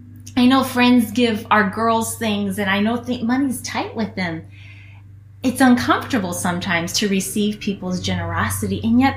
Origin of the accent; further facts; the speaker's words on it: Guinea; I grew up in Guinea, West Africa. Many of you guys know that.